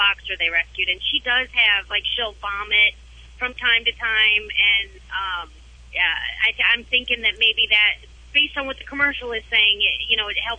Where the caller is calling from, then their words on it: Georgia, United States; I'm in Georgia, heading south.